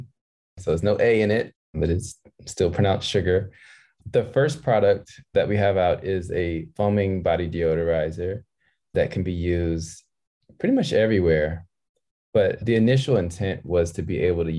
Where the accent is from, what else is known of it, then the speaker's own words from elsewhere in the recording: Maryland, United States; moved away as an adult; also born or lived in Philadelphia, Pennsylvania; now in Los Angeles, United States; I was born in Philadelphia and I grew up in Maryland.